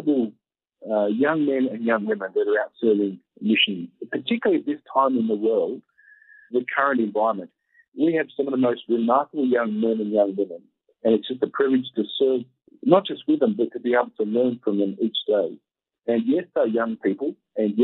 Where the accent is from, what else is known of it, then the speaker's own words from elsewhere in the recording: Tasmania, Australia; also born or lived in Melbourne, Australia; now in Kenya; I mentioned that I was from Tasmania originally. I grew up in Tasmania